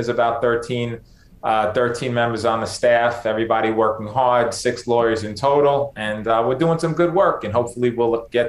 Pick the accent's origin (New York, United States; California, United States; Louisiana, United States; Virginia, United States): New York, United States; New York City; I was born and raised in the Bronx.